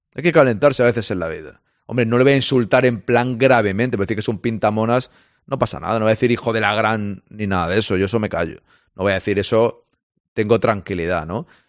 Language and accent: Spanish; Catalonia, Spain; yo como catalán